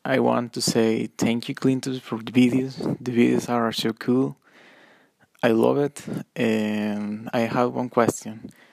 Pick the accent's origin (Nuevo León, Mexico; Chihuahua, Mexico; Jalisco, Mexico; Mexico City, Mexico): Nuevo León, Mexico; Monterrey; I am from Monterrey, Mex- Mexico